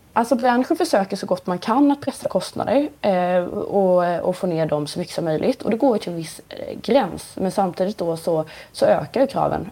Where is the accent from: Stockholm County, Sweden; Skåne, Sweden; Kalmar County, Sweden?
Kalmar County, Sweden; Nybro; i Nybro där jag kommer ifrån en liten ort i Småland